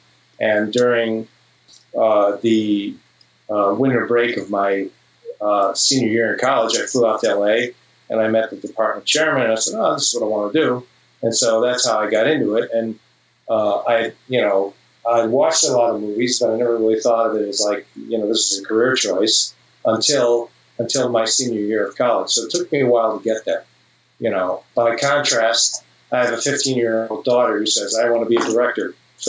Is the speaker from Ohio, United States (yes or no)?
yes; Cleveland, Ohio, United States; moved away as an adult; also born or lived in Los Angeles; I grew up in Cleveland, Ohio. I went to undergraduate school there at a place called John Carroll University.